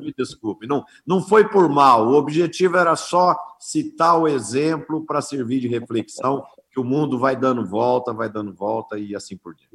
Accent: Brazil; nós como brasileiros

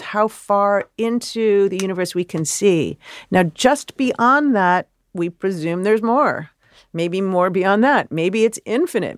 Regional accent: Chicago, Illinois, United States; I'm a city kid. I grew up in Chicago

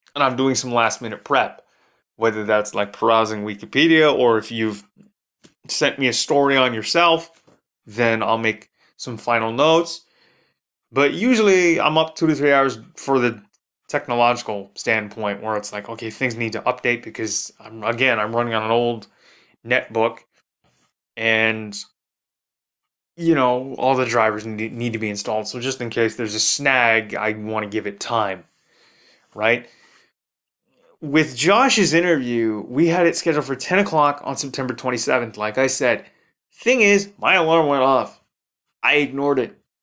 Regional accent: Toronto, Ontario, Canada; my hometown of Toronto, Ontario

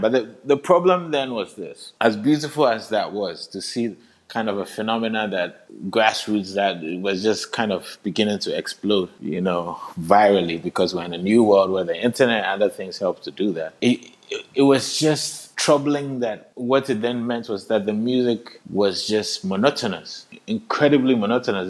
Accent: Accra, Greater Accra, Ghana; I'm from Accra, Ghana

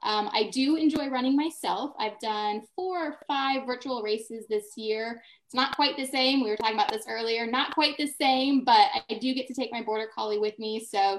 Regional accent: Colorado, United States; now in Kansas City, United States; I grew up in Colorado.

